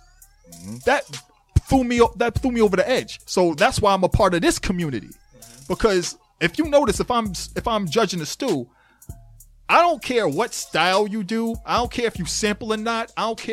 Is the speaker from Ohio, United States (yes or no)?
no; Boston, Massachusetts, United States; Dude, I'm from South End Lower Rocks.